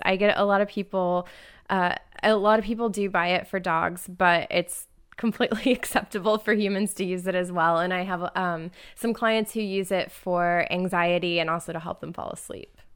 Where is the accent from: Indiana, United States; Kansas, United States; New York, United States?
Indiana, United States; Indianapolis; now in Detroit, United States; I'm originally from Indianapolis